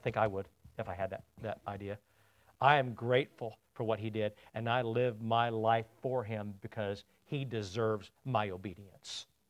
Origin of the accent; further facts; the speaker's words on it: United States; I'm an American and not a Brit